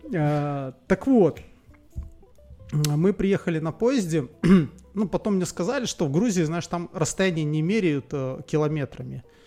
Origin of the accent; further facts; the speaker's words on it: Belarus; я из Беларуси.